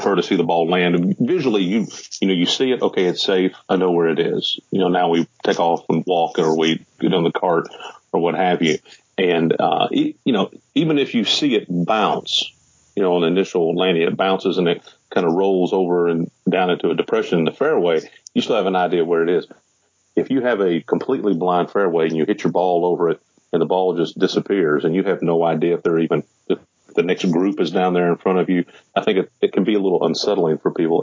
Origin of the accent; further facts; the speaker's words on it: Charlestown, Indiana, United States; also born or lived in Louisville, Kentucky; I was born in Louisville, Kentucky, mm-hmm. and I grew up just across the river in a little town called Charlestown